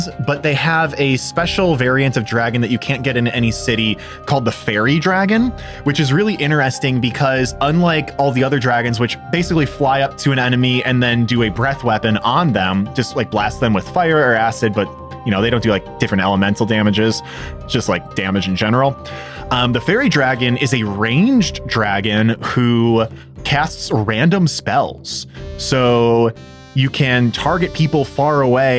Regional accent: Chicago, Illinois, United States; now in Columbus, United States; I'm from Chicago

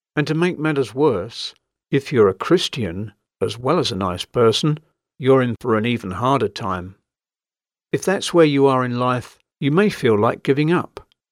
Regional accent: London, United Kingdom; As a Londoner by birth

